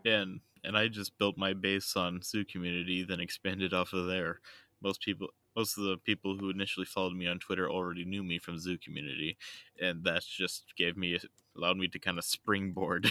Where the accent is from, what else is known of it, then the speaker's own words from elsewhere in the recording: United States; I was raised in America